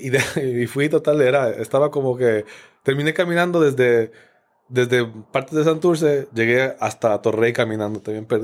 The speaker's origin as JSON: {"language": "Spanish", "town": "Quito", "region": "Pichincha", "country": "Ecuador", "said": "Yo soy de Quito, exacto. es una ciudad grande, grande"}